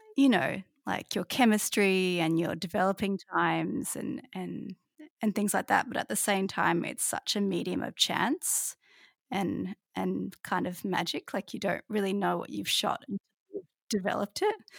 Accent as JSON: {"language": "English", "town": "Kuta", "region": "Bali", "country": "Indonesia", "tie": "born or raised there", "moved": "yes", "said": "where I grew up in Bali, which is, is Kuta"}